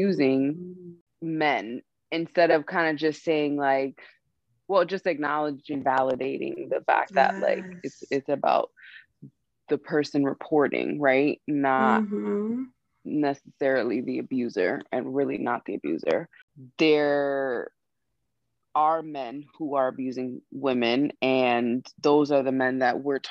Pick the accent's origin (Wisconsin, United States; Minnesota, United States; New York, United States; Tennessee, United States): New York, United States; I was raised in New York